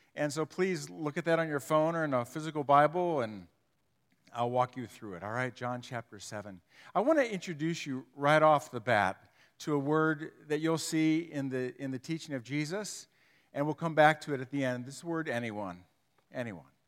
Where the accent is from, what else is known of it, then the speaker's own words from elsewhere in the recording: Huron, Ohio, United States; I grew up in Huron